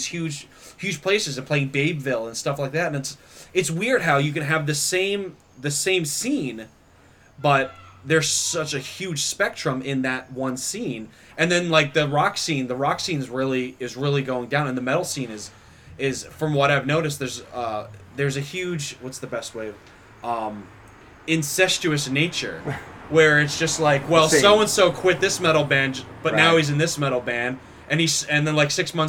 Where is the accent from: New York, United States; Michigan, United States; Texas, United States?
New York, United States; Long Island; also born or lived in Rochester; now in Buffalo, United States; Like, I came from Buffalo from Rochester, and I came from Rochester from Long Island / New York City.